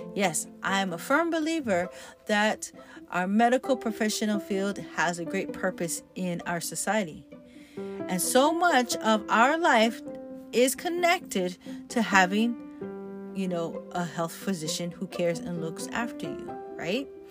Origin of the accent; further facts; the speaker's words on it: Hawaii, United States; I'm Hawaiian, growing up in Hawaii